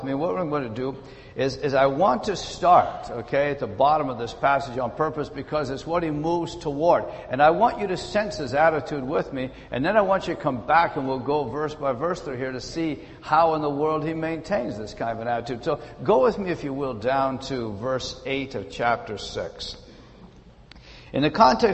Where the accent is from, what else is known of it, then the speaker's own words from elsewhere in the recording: British Columbia, Canada; moved away; also born or lived in Ontario; I am from British Columbia, lived in Ontario for some years.